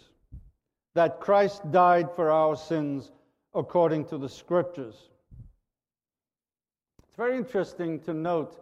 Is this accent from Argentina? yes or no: no; Liverpool, North West England, United Kingdom; a fellow Liverpudlian